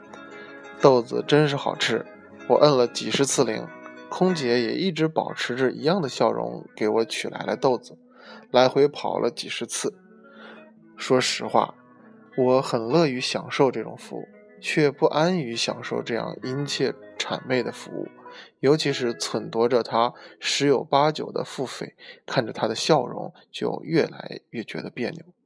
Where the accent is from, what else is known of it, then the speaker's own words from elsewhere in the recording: China; 身为中国人，骨子里多少有些儒家的中庸思想